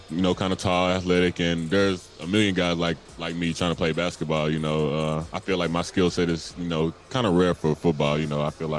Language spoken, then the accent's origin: English; England, Arkansas, United States; I come from a small town, you know, not really much to do. So pretty much everyone in my hometown of England, Arkansas, just like to play sports